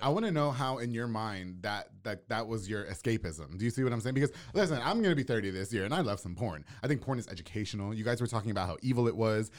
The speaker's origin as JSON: {"language": "English", "area": "Long Island", "region": "New York", "country": "United States", "moved": "yes", "lives_now": "Waco, United States", "said": "I'm actually from New York. I'm from Long Island."}